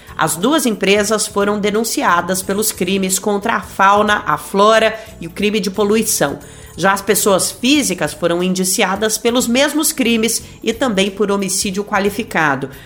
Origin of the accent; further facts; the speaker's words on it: Goiás, Brazil; moved away; lá em Goiás, de onde eu venho